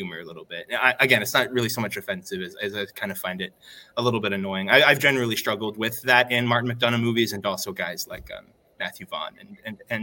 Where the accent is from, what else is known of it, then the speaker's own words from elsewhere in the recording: Belgium; moved away; my hometown in Belgium